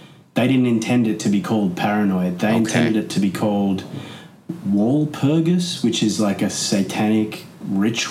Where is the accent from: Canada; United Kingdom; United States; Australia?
Australia; I'm Australian.